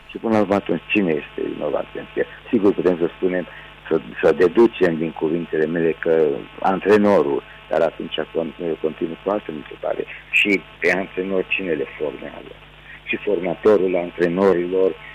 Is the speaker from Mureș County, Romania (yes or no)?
yes; Târnăveni, Mureș County, Romania; am plecat din Târnăven la Târgu Mureș, orașul unde locuiesc și astăzi. Am buletin românesc